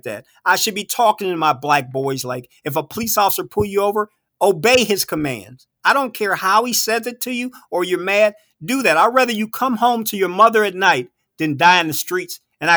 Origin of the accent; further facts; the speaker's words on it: Warrensville Heights, Ohio, United States; I came from Warrensville